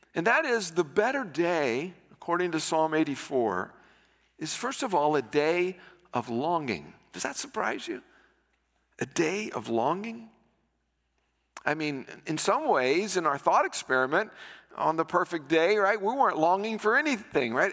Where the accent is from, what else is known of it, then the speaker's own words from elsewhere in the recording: United States; I'm an American